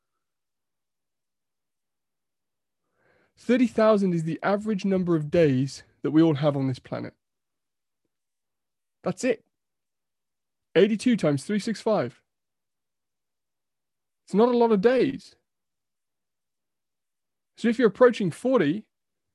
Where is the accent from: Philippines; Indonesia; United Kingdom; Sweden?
United Kingdom; we're so British